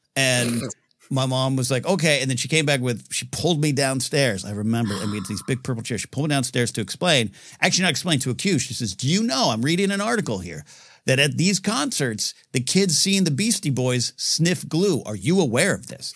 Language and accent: English; Grover Beach, California, United States; It turns into Grover Beach for those who keep score at home and live in my hometown area.